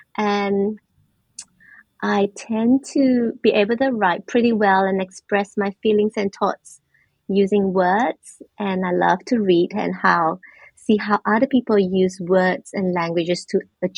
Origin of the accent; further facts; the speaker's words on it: Malaysia; first language Mandarin Chinese; English is a second language; moved away as an adult; now in Melbourne, Australia; I am a Malaysian Chinese who grew up in a multilingual background. Society. So I grew up in Malaysia and recently moved to Australia, Melbourne, about 4 years back. So I grew up with English, Malay language, and Chinese, and a lot of dialects around me.